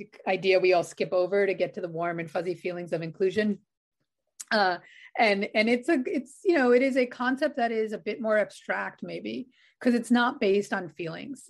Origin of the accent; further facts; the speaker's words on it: New York City, New York, United States; I grew up on Staten Island in New York